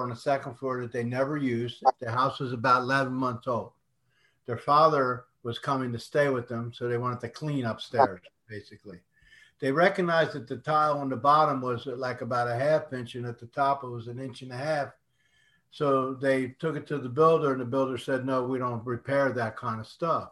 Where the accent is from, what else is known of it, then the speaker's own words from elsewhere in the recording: Northeast, United States; also born or lived in Las Vegas, Nevada; now in Houston, United States; I was born and raised in the Northeast